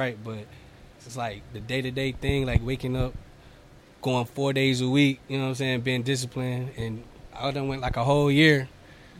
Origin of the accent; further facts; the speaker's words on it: Winston-Salem, North Carolina, United States; moved away as an adult; now in Charlotte, United States; I'm originally from Winston-Salem. I've been here in Charlotte for like 4 years now.